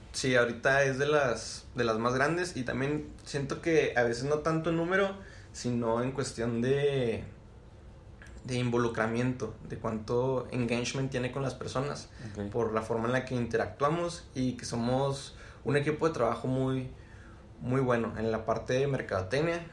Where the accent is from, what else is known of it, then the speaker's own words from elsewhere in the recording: Chihuahua, Mexico; soy aquí originario de Chihuahua